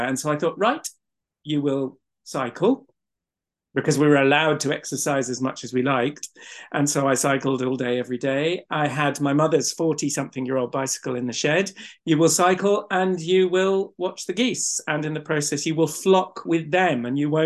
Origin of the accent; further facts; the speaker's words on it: North Norfolk, East of England, United Kingdom; growing up in North Norfolk. This is my home. This is my family's home. It's where I've always lived.